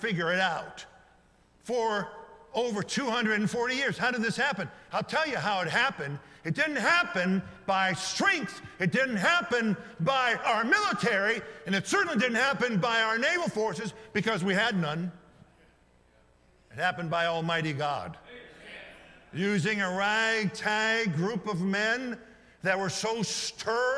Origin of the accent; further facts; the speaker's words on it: United States; American citizens living in the greatest nation in modern history